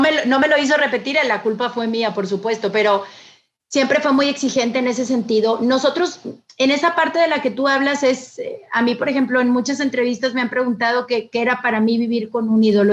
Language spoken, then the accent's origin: Spanish; Monterrey, Nuevo León, Mexico; soy de aquí de, Monterrey, Nuevo León. Em, nazco aquí porque mi papá em, era jugador de fútbol.